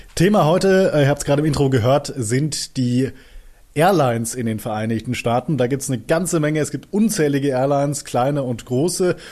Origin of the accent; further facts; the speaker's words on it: Germany; bei uns in Deutschland